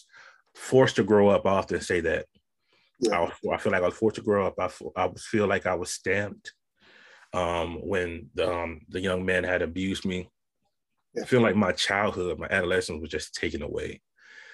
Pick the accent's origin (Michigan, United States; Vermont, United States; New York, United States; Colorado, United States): Michigan, United States; Saginaw; growing up on the South Side of Saginaw in the hood